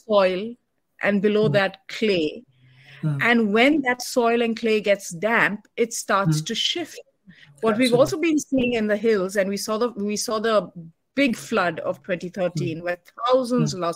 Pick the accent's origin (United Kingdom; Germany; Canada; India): India; Uttarakhand; I'm from Uttarakhand, part Uttarakhand, part from Uttarakhand